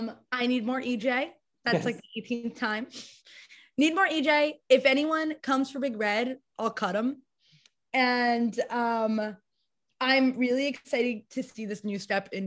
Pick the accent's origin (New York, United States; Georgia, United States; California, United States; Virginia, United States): New York, United States; Westchester; I grew up in Westchester, New York